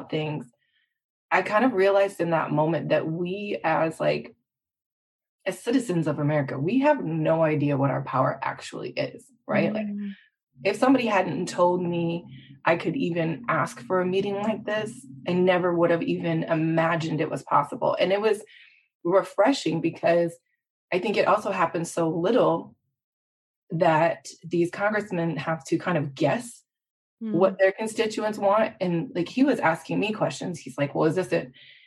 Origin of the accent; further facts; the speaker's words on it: Midwest, United States; I was born and raised in the Midwest.